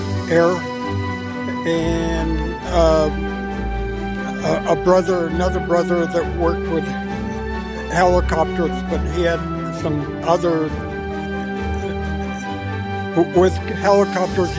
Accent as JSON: {"language": "English", "region": "Pennsylvania", "country": "United States"}